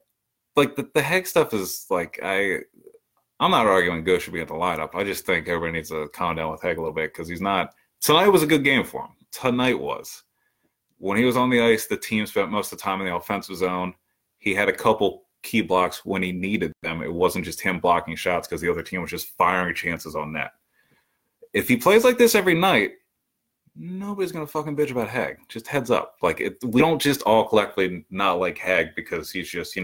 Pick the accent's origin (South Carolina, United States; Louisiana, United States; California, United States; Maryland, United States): Maryland, United States; I'm from Maryland